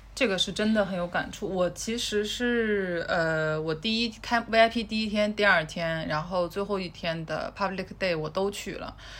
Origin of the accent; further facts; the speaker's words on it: China; now in London, United Kingdom; 我们中国人